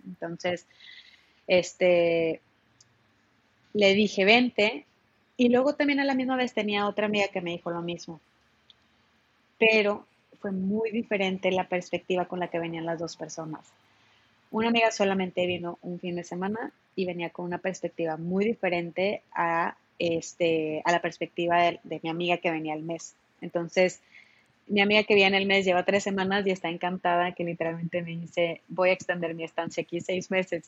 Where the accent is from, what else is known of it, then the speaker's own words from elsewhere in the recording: Monterrey, Nuevo León, Mexico; en Monterrey pensábamos así